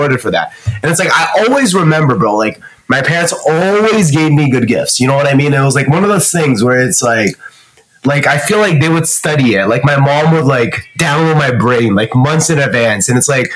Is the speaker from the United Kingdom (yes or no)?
no; Canada; also born or lived in Shanghai, China; I grew up in Canada with my family